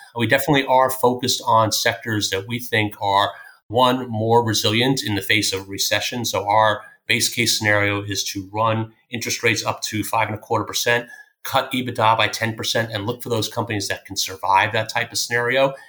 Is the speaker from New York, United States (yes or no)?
yes; Greenlawn, New York, United States; also born or lived in Philadelphia; I grew up in a town called Green Lawn, which is a small town on the north shore of Long Island